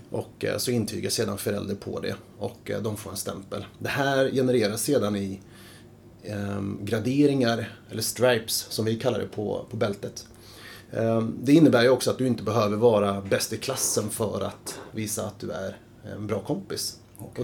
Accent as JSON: {"language": "Swedish", "town": "Stockholm", "region": "Stockholm County", "country": "Sweden", "tie": "born or raised there", "said": "jag är uppvuxen på Södermalm tillsammans med fyra syskon"}